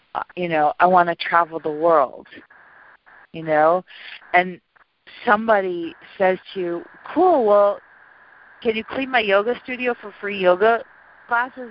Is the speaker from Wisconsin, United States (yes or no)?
yes; Milwaukee, Wisconsin, United States; also born or lived in South America; I was born and raised in Milwaukee, and when I got out of college and left South America, I went back there